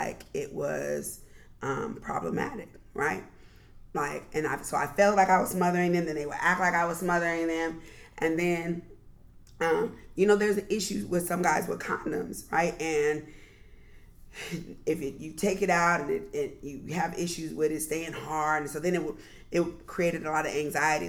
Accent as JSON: {"language": "English", "region": "Southern California", "country": "United States", "tie": "born or raised there", "said": "I grew up in Southern California"}